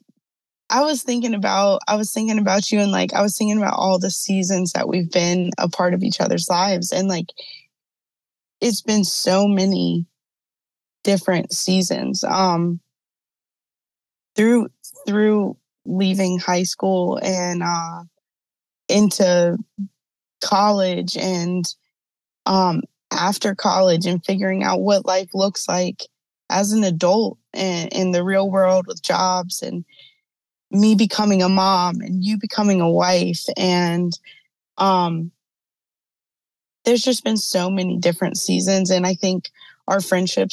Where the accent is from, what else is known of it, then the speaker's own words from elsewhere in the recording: Charlotte, North Carolina, United States; now in Virginia, United States; I live in Virginia. I'm originally from Charlotte, North Carolina